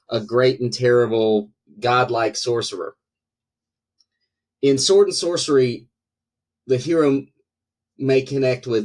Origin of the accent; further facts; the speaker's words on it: North Carolina, United States; So yeah, maybe maybe people in North Carolina just need fantasy to try to escape a little bit.